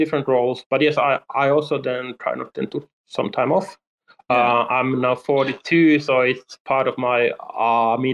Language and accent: English; Helsinki, Uusimaa, Finland; I'm from Helsinki, Finland